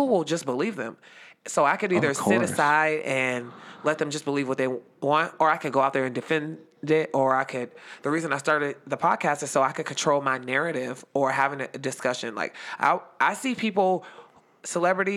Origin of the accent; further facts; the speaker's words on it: Youngstown, Ohio, United States; I'm just from Little Yo. Oh, Youngstown, Ohio, what we call the Yo